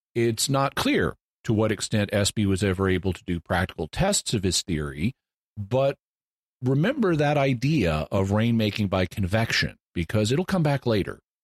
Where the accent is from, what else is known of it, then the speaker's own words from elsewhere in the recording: Fayetteville, Arkansas, United States; now in San Diego, United States; my hometown of Fayetteville, Arkansas